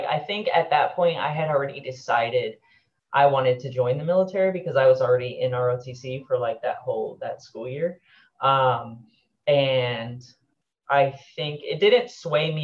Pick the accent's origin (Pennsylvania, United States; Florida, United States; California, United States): Florida, United States; Titusville; I am originally from Titusville, Florida